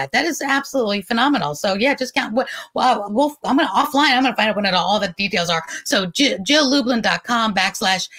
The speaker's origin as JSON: {"language": "English", "town": "New York City", "region": "New York", "country": "United States", "tie": "born or raised there", "said": "Growing up in New York City, I was at the Roxy roller rink"}